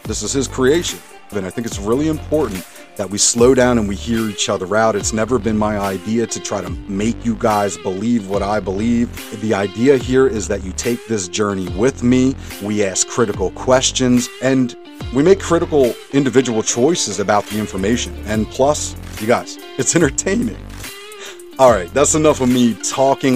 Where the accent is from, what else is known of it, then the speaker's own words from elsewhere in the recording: Montgomery County, suburbs of Philadelphia, Pennsylvania, United States; now in Reading, United States; I grew up in Montgomery County, which is like the suburbs of Philadelphia